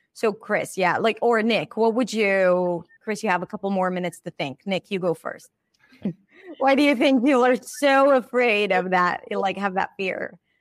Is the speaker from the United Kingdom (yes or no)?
no; Israel; now in United States; I'm Israeli.